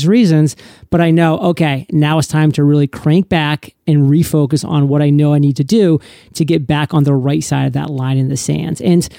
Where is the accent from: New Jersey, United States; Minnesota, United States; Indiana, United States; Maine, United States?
Maine, United States; now in San Diego, United States; I didn't actually even get to meet Kate till I was 29 years old because I grew up in Maine. She grew up in San Diego. I had to move to San Diego at 29 years old to meet her.